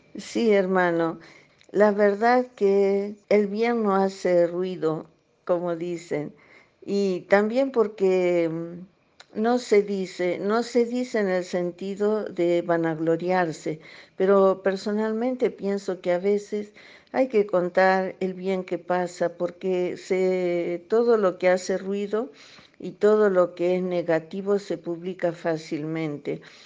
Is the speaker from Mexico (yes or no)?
no; Argentina; now in Cameroon; argentina de origen. Eh, vivo en Camerún.